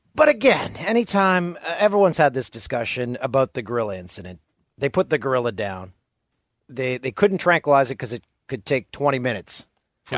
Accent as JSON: {"language": "English", "town": "Peterborough", "region": "Ontario", "country": "Canada", "tie": "born or raised there", "said": "my hometown of Peterborough, Ontario."}